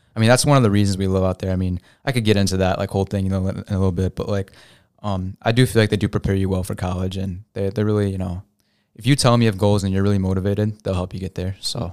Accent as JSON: {"language": "English", "town": "St. Charles", "region": "Illinois", "country": "United States", "tie": "born or raised there", "said": "grew up in Saint Charles, you know, so it's super white"}